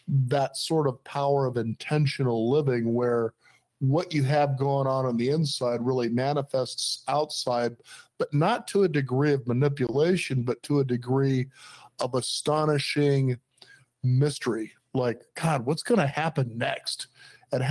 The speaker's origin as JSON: {"language": "English", "town": "Los Angeles", "region": "California", "country": "United States", "tie": "born or raised there", "said": "when I was growing up in Los Angeles"}